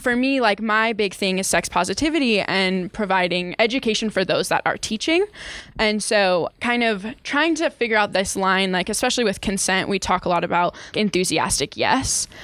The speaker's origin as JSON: {"language": "English", "region": "Utah", "country": "United States", "tie": "born or raised there", "said": "I grew up in Utah. I went through the whole education system here in Utah"}